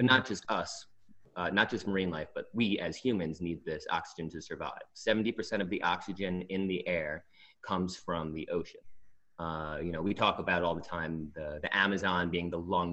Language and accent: English; Long Island, New York, United States; right now I'm in Long Island, which is where I'm originally from